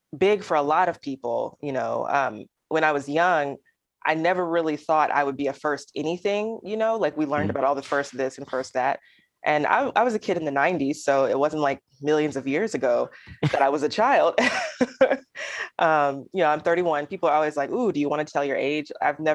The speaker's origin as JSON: {"language": "English", "region": "Alabama", "country": "United States", "said": "my people as in Alabamians, my people as in poets, my people as in Southerners"}